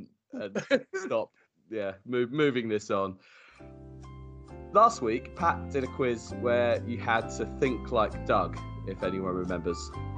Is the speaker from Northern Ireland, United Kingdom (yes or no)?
no; London, United Kingdom; We're from North and South London, all of us, I think, is the crux of it.